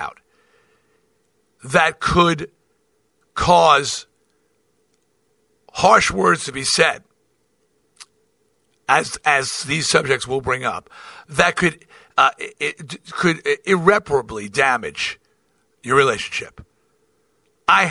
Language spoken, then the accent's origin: English; New York, United States; I'm from New York, and I support New York teams